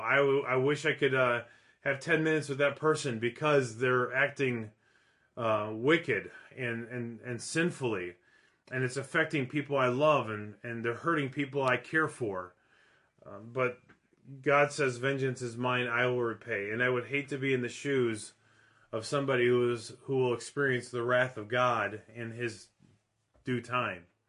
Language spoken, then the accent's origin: English; Minneapolis, Minnesota, United States; moved away; my city that I grew up